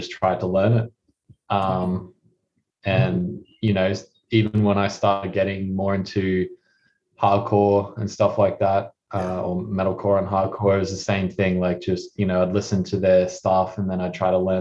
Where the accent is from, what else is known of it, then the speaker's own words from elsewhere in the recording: Cairns, Queensland, Australia; we started in my hometown up in Cairns